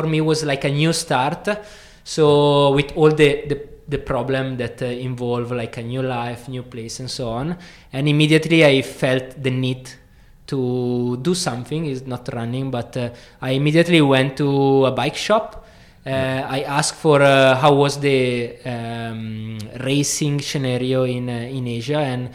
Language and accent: English; mountains between Milan and Verona, northern Italy, Italy; English is a second language; moved away as an adult; now in Kuala Lumpur, Malaysia; I was born in Italy, in the north of Italy. So in between lakes and pine trees. So I came from the mountain between Milano and Verona